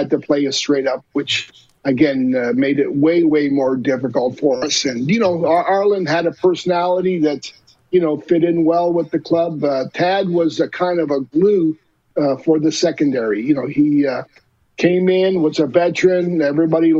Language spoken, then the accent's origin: English; Montreal, Quebec, Canada; being from Montreal, playing there as a player